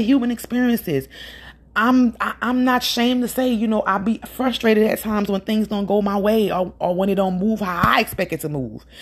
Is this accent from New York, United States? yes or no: no; Louisiana, United States; I'm from Louisiana